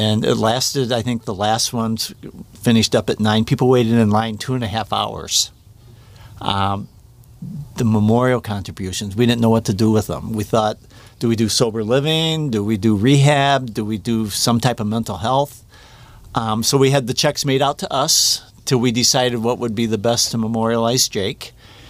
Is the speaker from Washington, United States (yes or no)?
no; Defiance, Ohio, United States; now in Toledo area, United States; Defiance, you know, just 60 miles, 65 miles west, southwest.